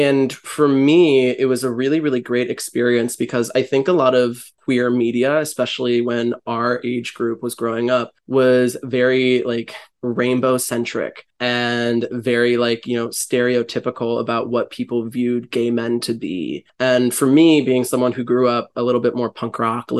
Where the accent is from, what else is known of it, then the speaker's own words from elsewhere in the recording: Cleveland, Ohio, United States; where I grew up in Cleveland